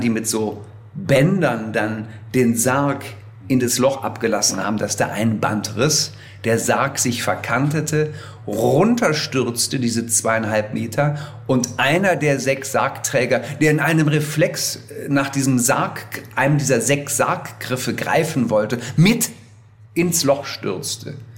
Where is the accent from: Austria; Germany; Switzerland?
Germany; Wuppertal, North Rhine-Westphalia; Ich war in der Heimatgemeinde bei uns in Wuppertal lange Messdiener, Ministrant